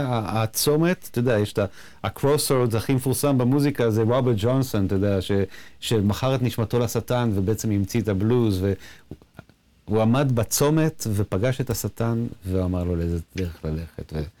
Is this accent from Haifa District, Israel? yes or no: no; Nof Yam, Central District, Israel; גדלנו באותו, באותו הכפר, בנוף ים שנינו